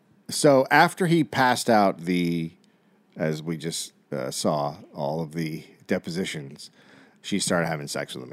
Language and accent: English; United Kingdom; I'm British. How would I not?